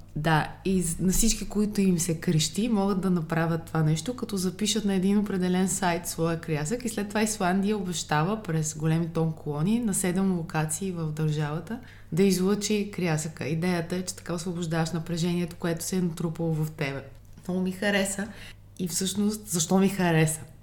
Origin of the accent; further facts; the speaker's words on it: Bulgaria; като българи